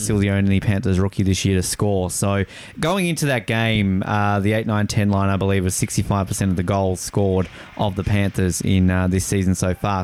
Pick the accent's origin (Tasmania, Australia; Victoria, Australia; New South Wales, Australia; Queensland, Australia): Tasmania, Australia; an Australian who grew up on a staple diet of the Mighty Ducks movies